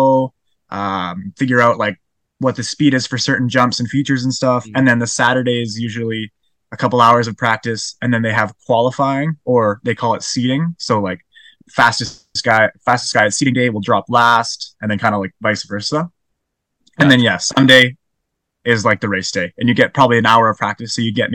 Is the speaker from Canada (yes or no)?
yes; Calgary, Alberta, Canada; now in Squamish, Canada; I was born and raised in Calgary